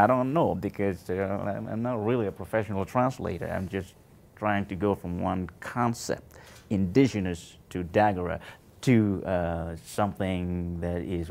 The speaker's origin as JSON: {"language": "English", "country": "Burkina Faso", "moved": "yes", "said": "I'm from the little country situated in the middle of West Africa that they call Burkina Faso"}